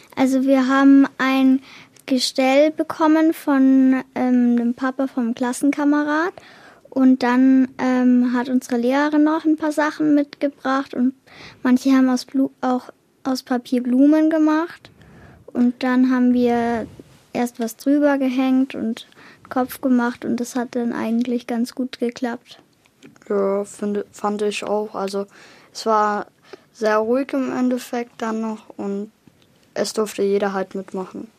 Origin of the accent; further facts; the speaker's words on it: Holzkirchen, Bavaria, Germany; ich bin zehn Jahre alt und komme aus Holzkirchen